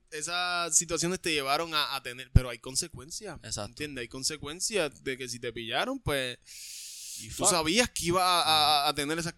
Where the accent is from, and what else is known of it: Puerto Rico